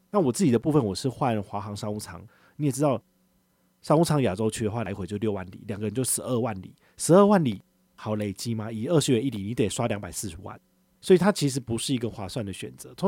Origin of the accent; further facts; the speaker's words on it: Taiwan; 我也是台湾人